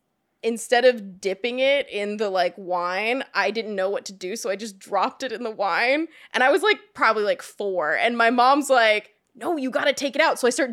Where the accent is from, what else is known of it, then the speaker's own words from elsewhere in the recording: Atlanta, Georgia, United States; I was raised in Atlanta, Georgia.